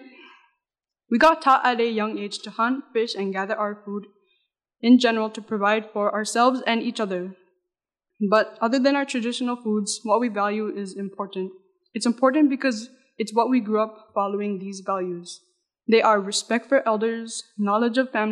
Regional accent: Noatak, Alaska, United States; I love my culture and where I grew up, which is Noatak

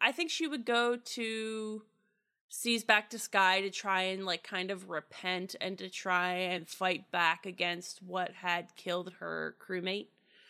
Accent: Pittsburgh, Pennsylvania, United States; accent: Yinzer/Pittsburgh; Oh, that's when my Yinzer accent comes out, my Pittsburgh accent.

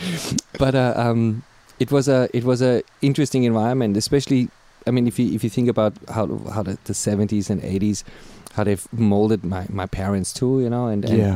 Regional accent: Graz, Styria, Austria; first language German; English is a second language; moved away as an adult; also born or lived in Copenhagen, Denmark; now in Australia; I was born and bred in Austria, in Europe.

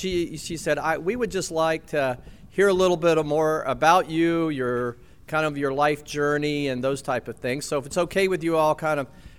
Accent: Etowah, Tennessee, United States; I was born in 1956 in Athens, Tennessee. So I tell people I was born in Athens, and they're very impressed till I tell them it was Tennessee. And that was because Etowah was not big enough city to have a hospital.

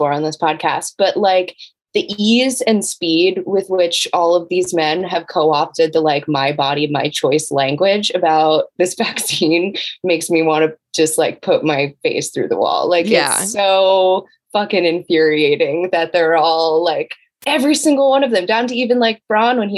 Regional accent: United States; now in Los Angeles, United States; I always kind of deep down root for the Wizards because they were my hometown team growing up

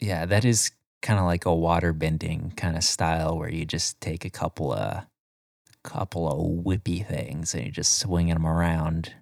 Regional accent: Florida, United States; I'm from Florida

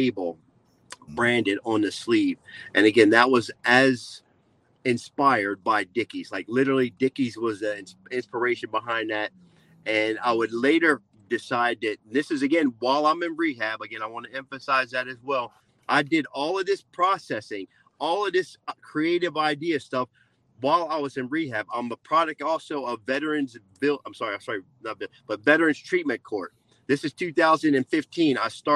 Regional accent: New Jersey, United States; I'm from Jersey, born and raised in Jersey. So I got that little Jersey attitude going on

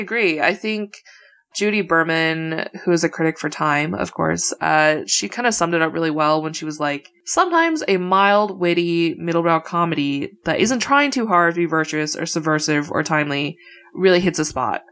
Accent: Midwest, United States; as a Midwesterner

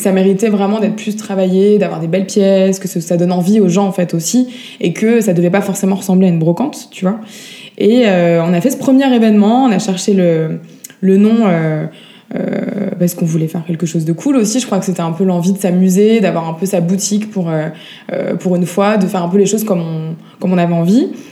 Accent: Paris, Île-de-France, France; moved away; also born or lived in Montpellier; Je suis née à Paris, j'ai vécu pas mal de temps dans le sud. Euh, j'ai fait une petite pause de 10 petites années euh, à Montpellier.

